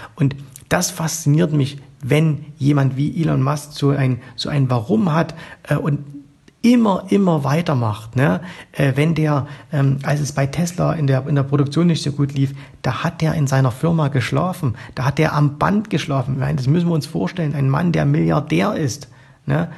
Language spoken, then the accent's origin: German; East Germany, Germany; ich bin äh, im Osten aufgewachsen, ich war genau zur Wiedervereinigung 18 Jahre alt